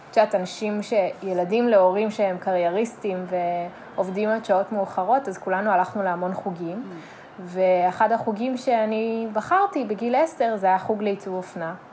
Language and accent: Hebrew; Modiin-Maccabim-Re'ut, Central District, Israel; גדלתי ברעות, שזה יישוב אה, קטן ליד אה, מודיעין.